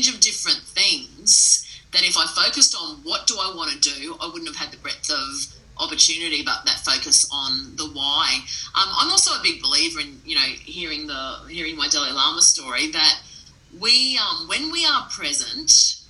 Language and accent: English; Mackay, Queensland, Australia; I grew up north in Mackay, so very lucky to have access to the Whitsunday Islands